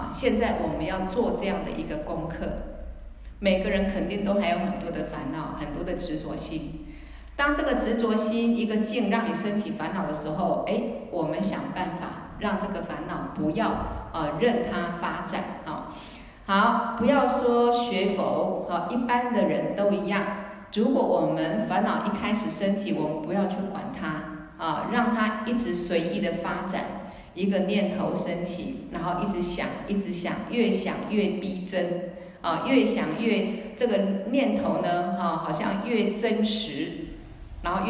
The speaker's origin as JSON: {"language": "Chinese", "country": "China", "said": "但是我们中国人通常哈，嗯，比较很多事情不好意思讲。"}